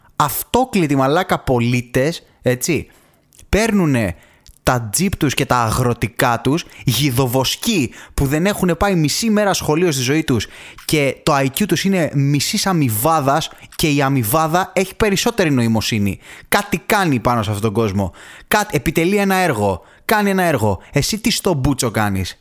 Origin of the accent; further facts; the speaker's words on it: Thessaloniki, Central Macedonia, Greece; γεννήθηκα στη Θεσσαλονίκη και μεγάλωσα εκεί πάνω